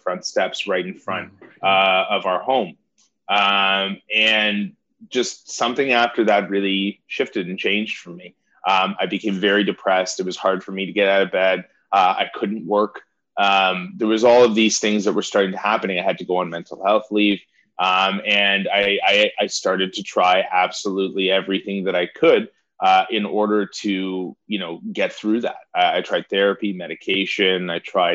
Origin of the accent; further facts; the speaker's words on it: Toronto, Ontario, Canada; I grew up here in Toronto